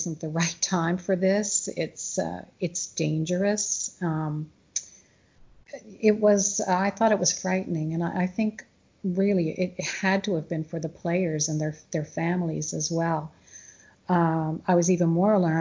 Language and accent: English; Canada; As Canadians, we often love to, or as a Canadian, you know, we love to travel south for the warmer weather